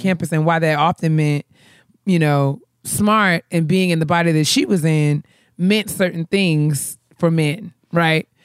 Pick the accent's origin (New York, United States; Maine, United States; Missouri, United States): New York, United States; I'm from New York